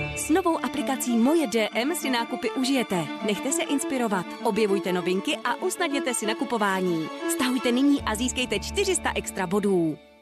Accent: Czechia

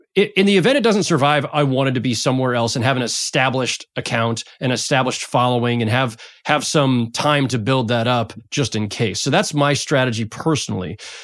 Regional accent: San Jose, California, United States; moved away as an adult; now in Brooklyn, United States; I grew up in San Jose

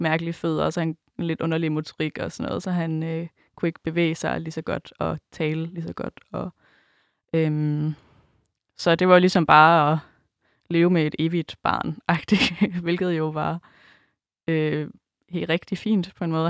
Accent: Djursland, Central Denmark Region, Denmark; nu kommer jeg fra Djursland

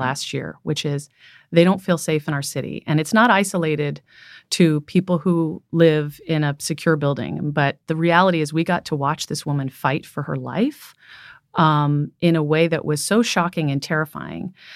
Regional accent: San Francisco, California, United States; So I'm from San Francisco. Um, I was born here.

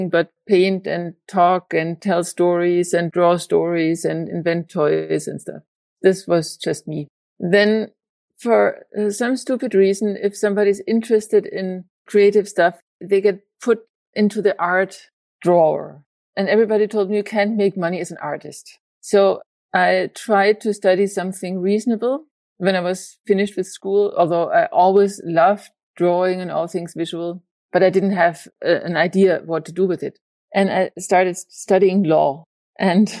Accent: Germany; moved away as an adult; also born or lived in Spain; now in Denmark; I'm from Germany. And then I lived in various places in Spain. And now I'm in Denmark

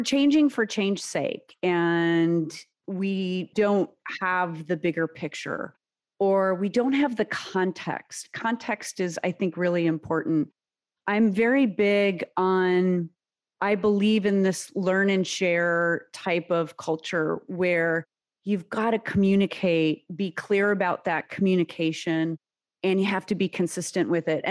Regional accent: United States; first language Serbian; English is a second language; my parents came to the U.S. from former Yugoslavia, 7 months pregnant with me

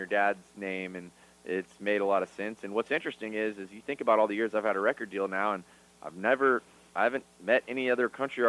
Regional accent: Florida, United States; Haines City, Florida. We're all Floridians, so Haines City

